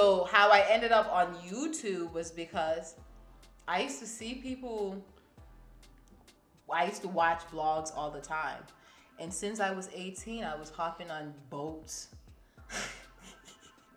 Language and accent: English; Cameroon; now in United States; I'm from Cameroon.